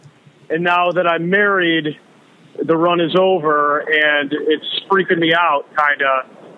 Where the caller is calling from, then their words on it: Algonquin, Illinois, United States; from Algonquin in Illinois.